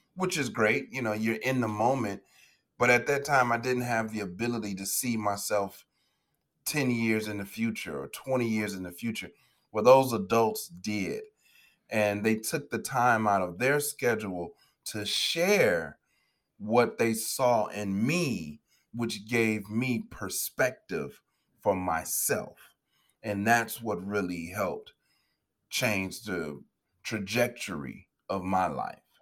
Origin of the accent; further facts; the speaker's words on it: Chicago, Illinois, United States; I'm from the south side of Chicago, born and raised in the States